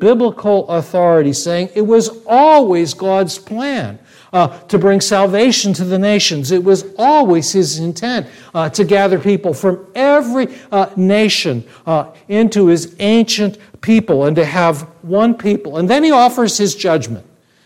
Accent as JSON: {"language": "English", "country": "United States", "said": "I speak to you as an American"}